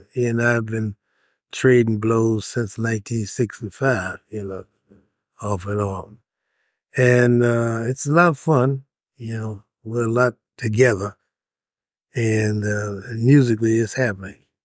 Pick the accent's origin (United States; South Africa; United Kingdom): United States; Chicago, Illinois; I grew up in Chicago